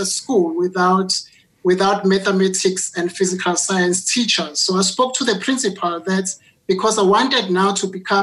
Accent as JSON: {"language": "English", "town": "Ndwedwe", "region": "KwaZulu-Natal", "country": "South Africa", "tie": "born or raised there", "moved": "as an adult", "lives_now": "Johannesburg, South Africa", "said": "I was born in KwaZulu-Natal, in Ndwedwe, again, which is a poor rural village in the northern part of Durban, in KwaZulu-Natal. So I only came to Johannesburg"}